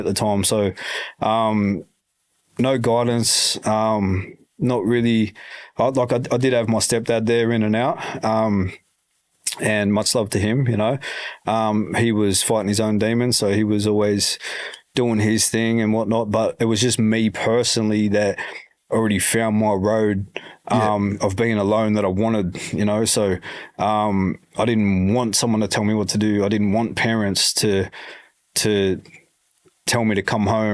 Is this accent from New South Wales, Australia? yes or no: yes; Newcastle, New South Wales, Australia; also born or lived in Dubbo, New South Wales; took me to Newcastle, and been in Newcastle, you know, since I was about 9 months old or something